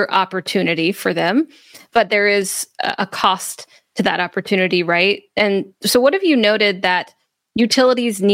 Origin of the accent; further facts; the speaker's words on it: Memphis, Tennessee, United States; my hometown is Memphis